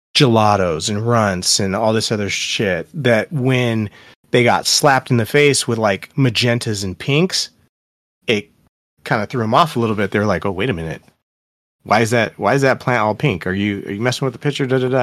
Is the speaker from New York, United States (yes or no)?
no; Seattle, Washington, United States; I'm from Seattle